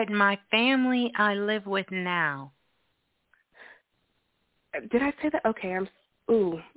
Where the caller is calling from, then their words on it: Denver, Colorado, United States; I'm calling from Denver.